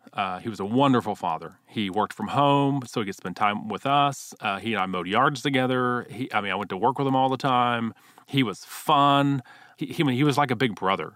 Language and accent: English; Houston, Texas, United States; I grew up in Houston, Texas, uh, wonderful parents